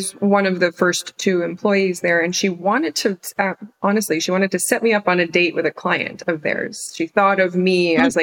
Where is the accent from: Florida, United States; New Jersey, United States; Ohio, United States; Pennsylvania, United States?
Pennsylvania, United States; the Poconos; moved away as an adult; also born or lived in New York City; I grew up mostly in Pennsylvania, in the Poconos